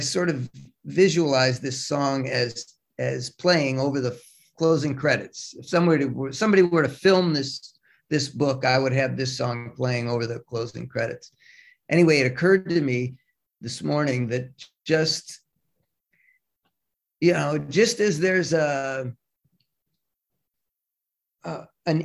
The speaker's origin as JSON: {"language": "English", "town": "Cleveland", "region": "Ohio", "country": "United States", "tie": "born or raised there", "also_born_or_lived": "Brooklyn, New York", "moved": "as an adult", "said": "I grew up in Cleveland. I moved to New York"}